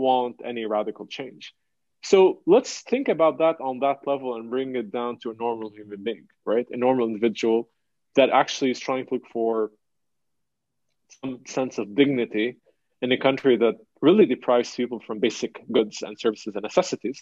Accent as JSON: {"language": "English", "country": "Lebanon", "tie": "born or raised there", "said": "the trauma that we lived through growing up in Lebanon after the assassination in 2004, 2005, the war in 2006, and the war in 2008"}